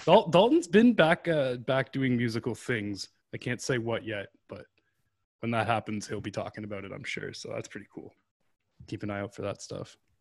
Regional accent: Canada; I'm Canada too

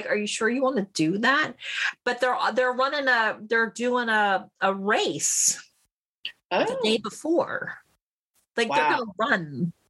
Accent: Colorado, United States; now in Lolo, Montana; we're from Colorado.

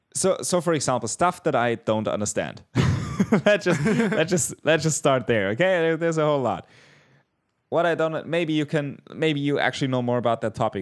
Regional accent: Bavaria, Germany; I am from Bavaria

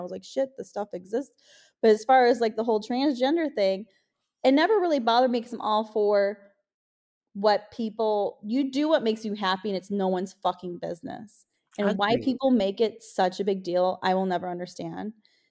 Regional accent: Maywood, Illinois, United States; because I grew up in Maywood, Illinois, which was like the ghetto.

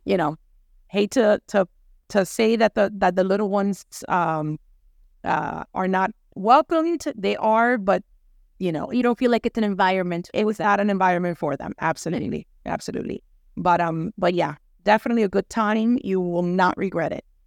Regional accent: New York, United States; now in Miami, United States; I'm from New York, guys. I am from New York

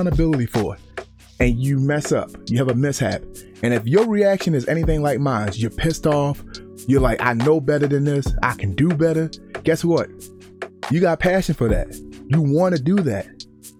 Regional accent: Baltimore, Maryland, United States; growing up in Baltimore

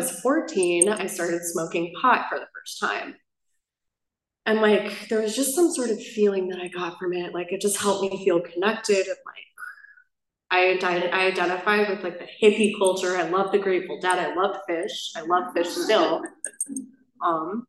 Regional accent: Buffalo Grove, Illinois, United States; I grew up in a town in Buffalo Grove, Illinois

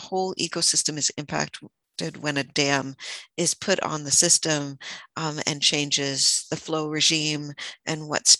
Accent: California, United States; I am Afro-Caribbean and Eastern European, born and raised in Sierra Miwok Homelands outside of Jackson and Pioneer, California.

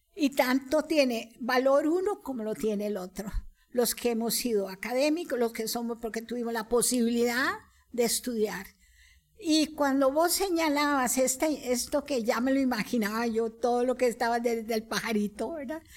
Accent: Costa Rica; como costarricenses, criollos

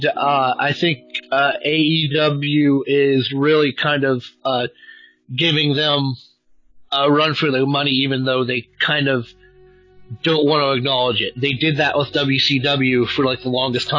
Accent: West Virginia, United States; also born or lived in Wheeling, West Virginia; I am from West Virginia. Wheeling, West Virginia is where I live currently, but I grew up in a small town of like 1,100 people, probably an hour from where I'm living now.

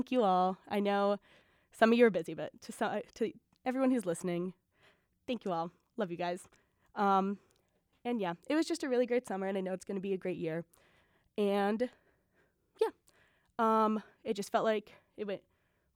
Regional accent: Milwaukee, Wisconsin, United States; Born and raised in Milwaukee

